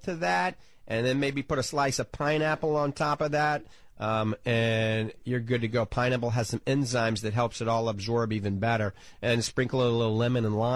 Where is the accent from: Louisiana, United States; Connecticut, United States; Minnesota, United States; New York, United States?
Louisiana, United States; New Orleans; also born or lived in The Villages, Florida / Ocala, Florida; now in Florida, United States; I grew up in New Orleans, NOLA